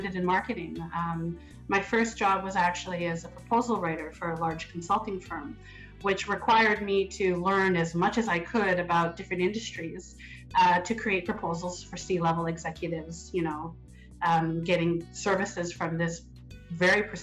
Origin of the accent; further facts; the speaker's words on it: Edmonton, Alberta, Canada; also born or lived in Winnipeg, Manitoba; now in Toronto, Canada; I grew up in Edmonton, studied in Toronto